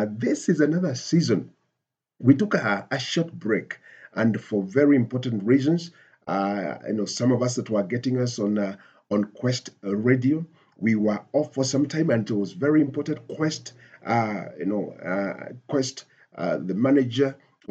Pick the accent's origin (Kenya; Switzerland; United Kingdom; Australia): Kenya; Nairobi; I come from Nairobi, Kenya.